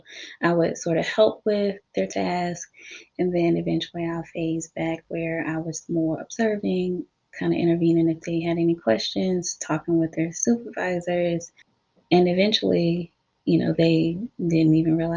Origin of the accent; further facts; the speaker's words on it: South Carolina, United States; I am from South Carolina, so I completed my bachelor's and my master's here in the state of South Carolina.